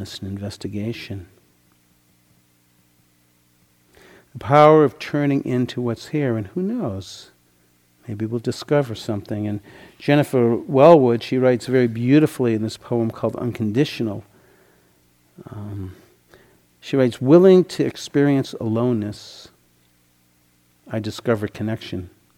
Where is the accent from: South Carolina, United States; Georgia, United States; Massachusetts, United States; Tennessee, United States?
Massachusetts, United States; Boston; When I was 16, I grew up in the Boston area